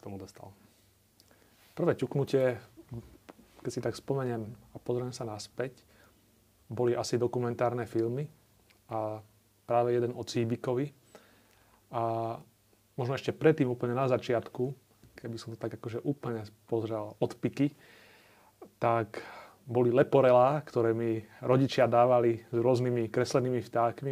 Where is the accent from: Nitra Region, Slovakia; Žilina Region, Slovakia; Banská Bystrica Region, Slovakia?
Žilina Region, Slovakia; Zákamenné; u nás na Orave v Zákamenom